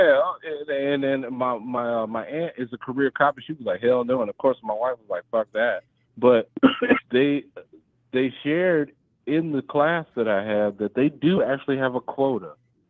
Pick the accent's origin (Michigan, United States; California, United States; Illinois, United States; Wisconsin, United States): Illinois, United States; I grew up in Illinois when Obama was Illinois senator